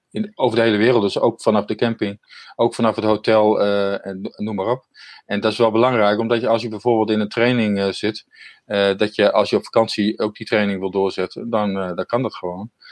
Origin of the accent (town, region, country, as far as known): Netherlands